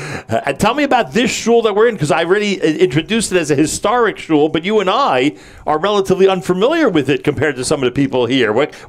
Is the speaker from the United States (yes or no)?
yes; New York, United States; I'm a New Yorker. I'm a Manhattanite.